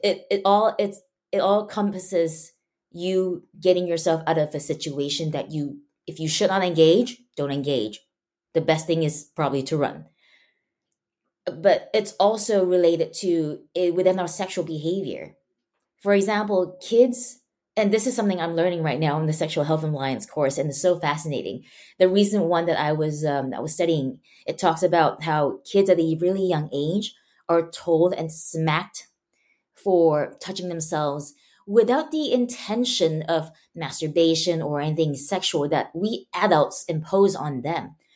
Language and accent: English; Malaysia; now in United States; I grew up, before I moved to the States, I grew up in Malaysia, and I went to a Chinese school.